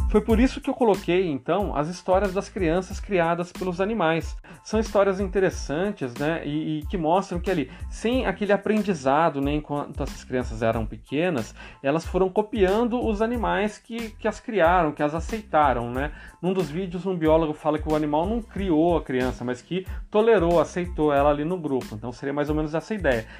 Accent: São Paulo, Brazil; moved away; Eu sou paulista e vocês percebem que eu tenho um sotaque diferente

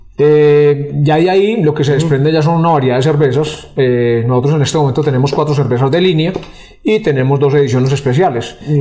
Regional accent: Rionegro, Antioquia, Colombia; nosotros los que somos de Río Negro

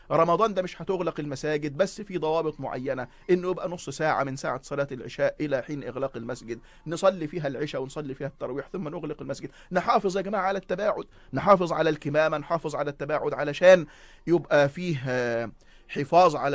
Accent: Egypt; احنا بنمهد بكل هذا الكلام انه يا جماعة اللي احنا توارثناه كمصريين من العناية بتفطير الصائم

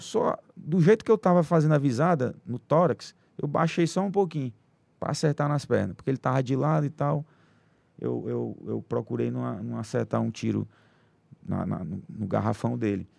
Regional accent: Teresina, Piauí, Brazil; sou aqui de Teresina

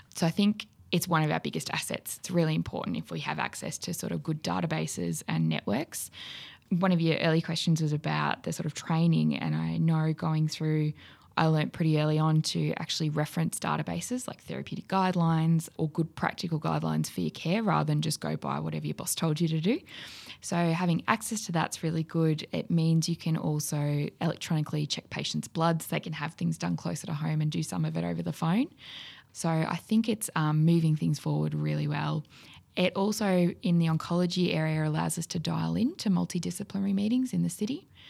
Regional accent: Wodonga, Victoria, Australia; growing up in Wodonga

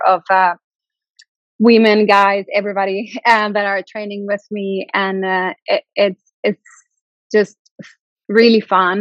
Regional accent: Mexico; also born or lived in Santiago de Compostela, Spain / Madrid, Spain; now in Sweden; I'm from Mexico. I moved away many years ago, but I'm from Mexico.

